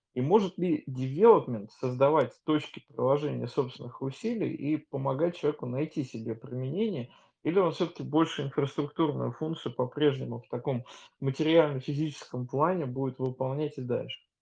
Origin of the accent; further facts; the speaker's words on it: Saint Petersburg, Russia; как петербуржец